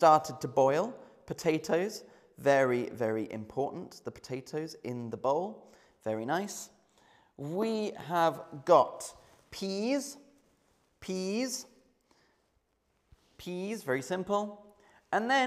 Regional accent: Oxford, South East England, United Kingdom; Oxford. That is my hometown

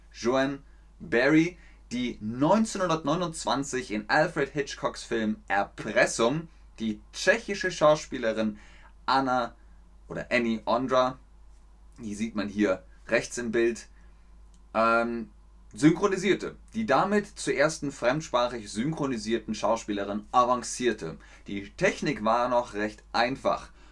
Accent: Cologne, North Rhine-Westphalia, Germany; accent: Rhenish; ich bin aus Köln, da haben sie gesagt, der rheinische Akzent, der ist ein bisschen zu stark

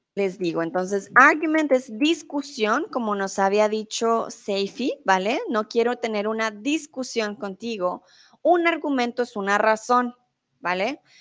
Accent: Colombia; also born or lived in Mexico; now in Germany; soy de Colombia, comúnmente vivo en Alemania, ahora estoy en México

